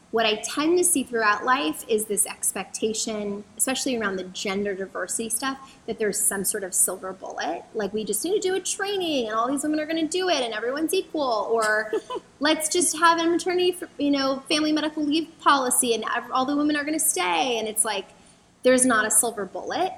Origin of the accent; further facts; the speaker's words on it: San Diego, California, United States; moved away as an adult; also born or lived in Los Angeles; now in Washington, D.C., United States; I grew up in San Diego, where I um, grew up, and then I went to college in Los Angeles